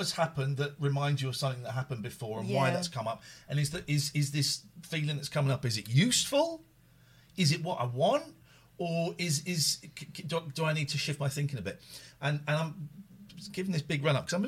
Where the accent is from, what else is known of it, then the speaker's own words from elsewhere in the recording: Slough, South East England, United Kingdom; moved away; I grew up in Slough